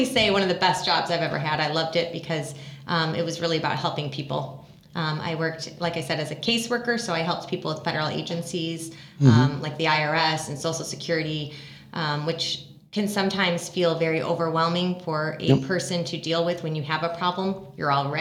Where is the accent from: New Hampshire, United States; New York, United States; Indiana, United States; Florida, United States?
Indiana, United States; Hammond; also born or lived in Winfield, Indiana; I grew up in the Hessville neighborhood of Hammond